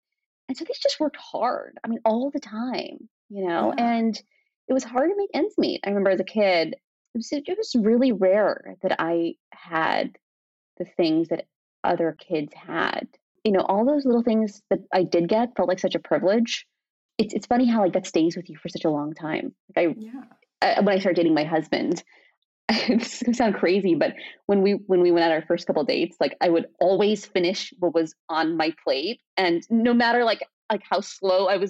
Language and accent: English; Torrance, California, United States; English is a second language; also born or lived in Pakistan; I was 3, we had moved to Torrance, which is, my parents found comfort there